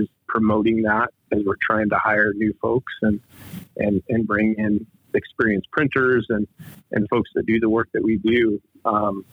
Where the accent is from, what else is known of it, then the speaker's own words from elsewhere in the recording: Gillette, Wyoming, United States; moved away as an adult; also born or lived in Richmond, Virginia / St. Louis, Missouri / Arizona / Fort Collins, Colorado; now in Sheridan, United States; as a kid growing up in Gillette, you know, it was a great place to grow up